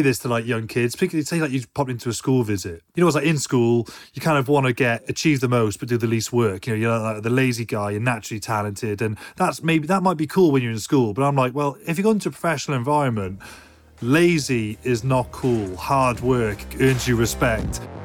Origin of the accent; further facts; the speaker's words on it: United Kingdom; as a Brit